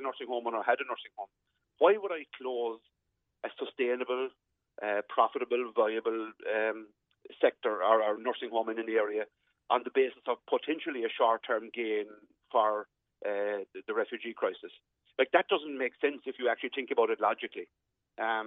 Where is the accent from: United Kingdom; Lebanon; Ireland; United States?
Ireland; West Cork, Munster; I'm from West Cork.